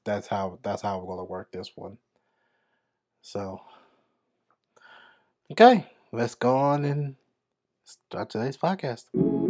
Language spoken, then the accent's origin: English; France; I am 32 years old. My father's from Benin, West Africa. My mother is Italian, and I grew up in France.